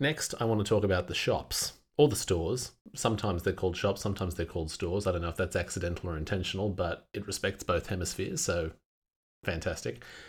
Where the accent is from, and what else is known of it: Australia